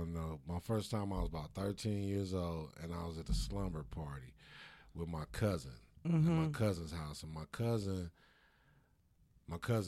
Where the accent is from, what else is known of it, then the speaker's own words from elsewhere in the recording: Arkansas, United States; moved away; I'm originally from Arkansas